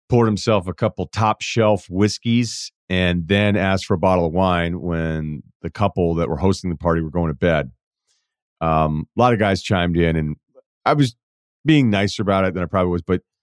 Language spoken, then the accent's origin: English; Midwest, United States; I am from the Midwest originally, so you also nailed that.